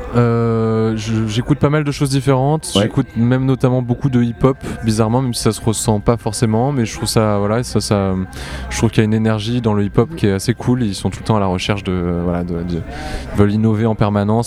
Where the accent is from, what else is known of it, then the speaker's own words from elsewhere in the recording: Montpellier, Occitania, France; je viens de Montpellier